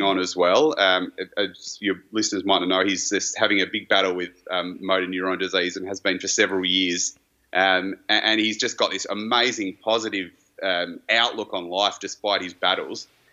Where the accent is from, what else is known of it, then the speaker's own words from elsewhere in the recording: Hawthorn, Victoria, Australia; Growing up in Hawthorn